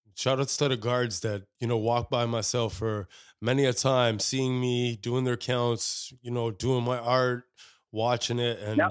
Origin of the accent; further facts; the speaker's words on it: Canada; as Canadians doesn't matter, you know, what ethnicity as a Canadian you you're over here